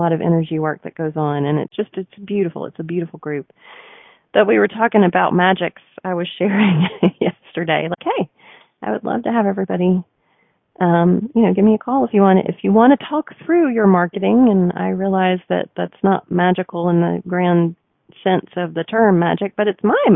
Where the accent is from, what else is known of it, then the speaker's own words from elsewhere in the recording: the South, United States; I'm also a Southerner